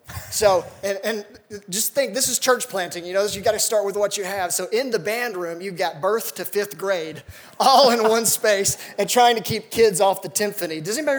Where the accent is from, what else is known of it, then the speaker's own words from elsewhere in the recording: Athens, Tennessee, United States; also born or lived in Chattanooga, Tennessee; he knew I was from Athens